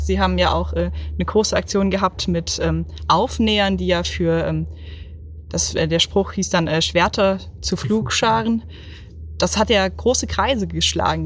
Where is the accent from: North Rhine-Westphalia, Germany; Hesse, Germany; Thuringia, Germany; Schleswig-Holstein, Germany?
Hesse, Germany; Oberursel; ich komme aus Oberursel bei Frankfurt am Main.